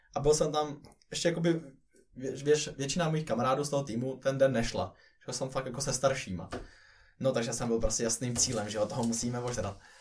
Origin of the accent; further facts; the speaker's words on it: Czechia; now in Finland; vrátil se sem do Čech a zkusil tady